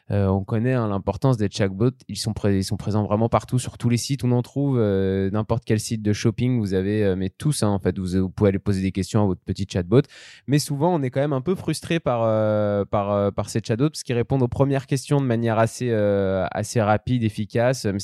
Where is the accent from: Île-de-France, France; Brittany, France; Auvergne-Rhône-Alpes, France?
Auvergne-Rhône-Alpes, France; en tant que savoyard, on est plutôt content.